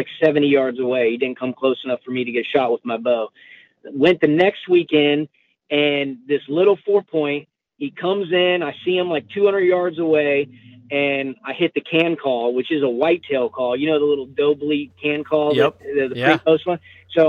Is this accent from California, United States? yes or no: no; Pensacola, Florida, United States; moved away as an adult; also born or lived in Colorado; I grew up in Pensacola, Florida